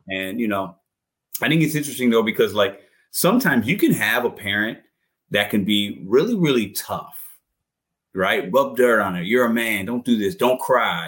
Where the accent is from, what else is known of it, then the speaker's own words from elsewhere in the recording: St. Louis, Missouri, United States; also born or lived in Chicago / New Jersey; I was born in Chicago, man. Like we, I was born in rough area, moved to St. Uh, New Jersey for one year, moved to St. Louis. Most of my life I've been in St. Louis